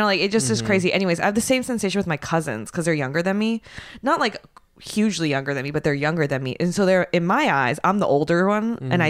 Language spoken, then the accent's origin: English; United States; English is a second language; Like if I were just ordering something at a restaurant, no one knows that I'm American